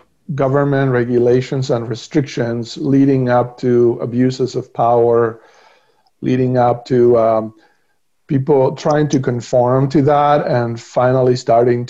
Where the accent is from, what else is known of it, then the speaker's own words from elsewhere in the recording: Argentina; moved away as an adult; now in United States; I was born and raised in Argentina